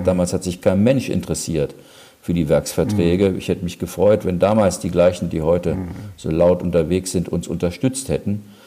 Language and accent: German; Germany; als Deutsche